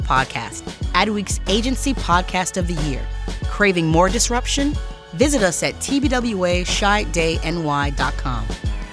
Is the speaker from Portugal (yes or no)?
no; Canada; now in United States; as a Canadian